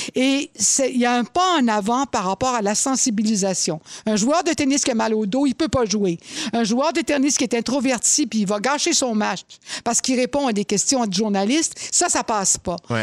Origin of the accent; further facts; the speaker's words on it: Laval, Quebec, Canada; j'ai été élevée à Laval